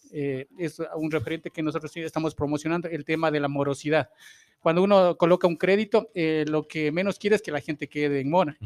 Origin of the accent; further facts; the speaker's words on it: Ambato, Tungurahua, Ecuador; como parte de, de, de esa ciudad, soy ambateño